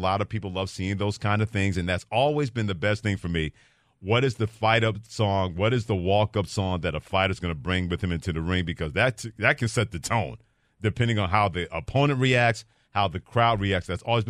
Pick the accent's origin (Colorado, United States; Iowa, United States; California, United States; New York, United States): New York, United States; in my hometown of New York